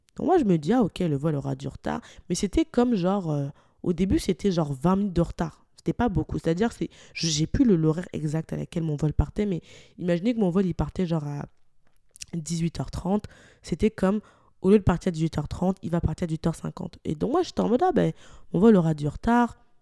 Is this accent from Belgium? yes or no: no; Lyon, Auvergne-Rhône-Alpes, France; moved away as an adult; now in Montreal, Canada; étant originaire de Lyon, je suis partie de Lyon